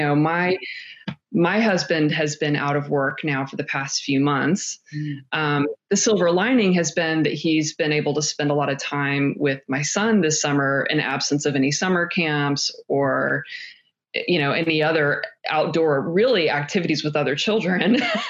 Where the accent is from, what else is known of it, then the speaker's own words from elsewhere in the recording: North Carolina, United States; North Carolina.